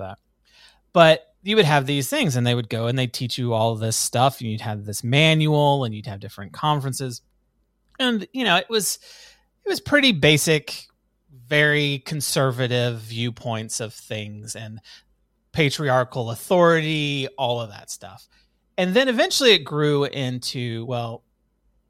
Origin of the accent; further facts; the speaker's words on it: Fort Worth, Texas, United States; also born or lived in Tulsa, Oklahoma / Oklahoma City, Oklahoma; So my parents moved to Fort Worth, Texas in 1985. And prior to that, my dad was a youth pastor and I was born in Fort Worth